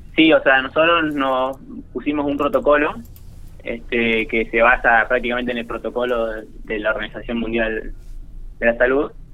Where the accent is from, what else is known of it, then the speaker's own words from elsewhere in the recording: General Pico, La Pampa, Argentina; moved away as an adult; now in Córdoba, Argentina; soy de Pico y, estoy estudiando arquitectura acá en Córdoba